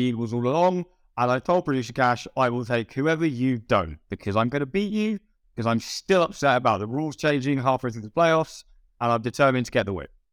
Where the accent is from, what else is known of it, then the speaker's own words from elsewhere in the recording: United Kingdom; I'm British